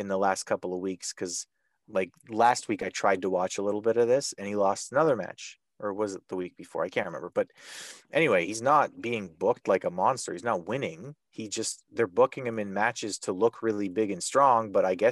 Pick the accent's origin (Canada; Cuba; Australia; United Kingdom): Canada; I'm from Canada